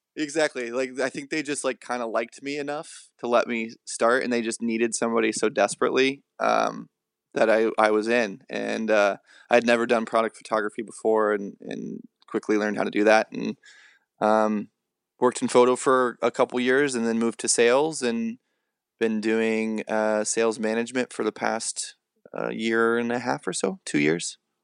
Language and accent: English; southern Illinois, United States; moved away; I grew up in a really small town in southern Illinois